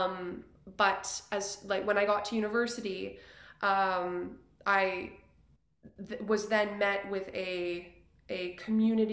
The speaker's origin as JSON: {"language": "English", "town": "Yellowknife", "region": "Northwest Territories", "country": "Canada", "tie": "born or raised there", "also_born_or_lived": "Edmonton", "moved": "as an adult", "said": "I was able to show her around Yellowknife and share my home with her"}